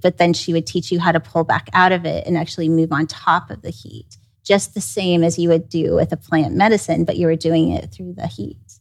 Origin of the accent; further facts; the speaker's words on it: Kansas City, United States; I grew up in Kansas City